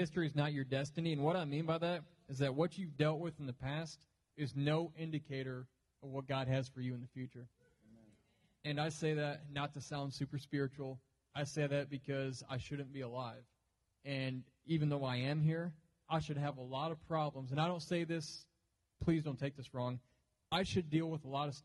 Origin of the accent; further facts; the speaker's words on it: Jackson, Michigan, United States; now in Dallas, United States; I grew up in Jackson, Michigan, about an hour west of Detroit, Michigan. And I am in Texas now. I live up in Dallas.